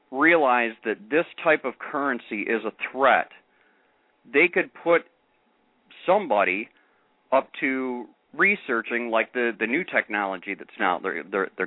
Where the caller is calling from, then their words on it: Michigan, United States; I'm from Michigan.